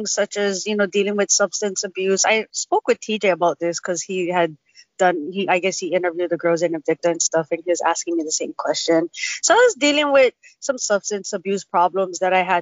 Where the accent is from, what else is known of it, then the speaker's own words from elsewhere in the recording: Waianae, Hawaii, United States; I grew up down in Waianae